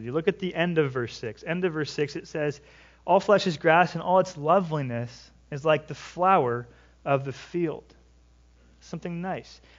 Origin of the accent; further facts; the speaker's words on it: California, United States; now in Washington, United States; I live in Washington. What do you water your grass for? I came from California.